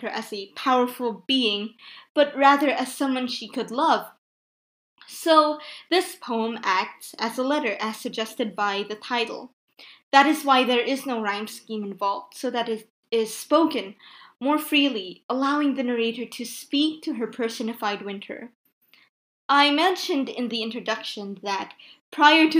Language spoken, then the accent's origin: English; Philippines; I'm from the Philippines, which is a tropical country.